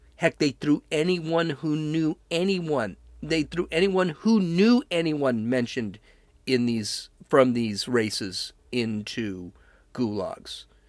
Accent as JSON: {"language": "English", "country": "United States", "said": "I'm an American"}